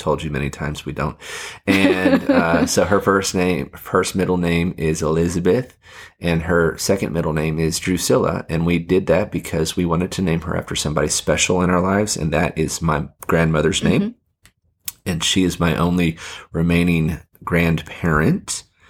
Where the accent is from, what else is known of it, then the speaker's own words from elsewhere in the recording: Fiji; it got me thinking about growing up in Fiji.